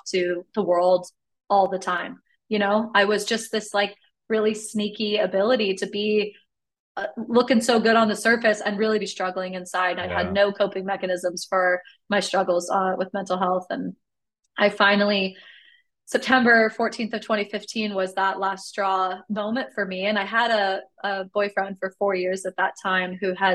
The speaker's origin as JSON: {"language": "English", "town": "Sacramento", "region": "California", "country": "United States", "tie": "born or raised there", "also_born_or_lived": "Carrollton, Texas", "moved": "yes", "lives_now": "Texas, United States", "said": "as a kid growing up in California"}